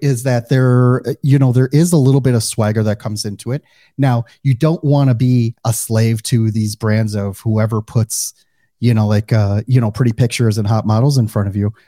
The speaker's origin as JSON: {"language": "English", "region": "Midwest", "country": "United States", "accent": "Midwestern", "moved": "yes", "lives_now": "Fort Lauderdale, United States", "said": "they either can pick up on my Midwestern accent or they just don't hear it at all"}